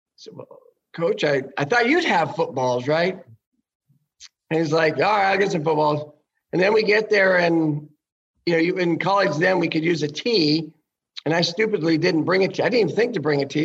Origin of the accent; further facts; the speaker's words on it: Sacramento, California, United States; moved away as an adult; now in Cincinnati, United States; I grew up in Sacramento.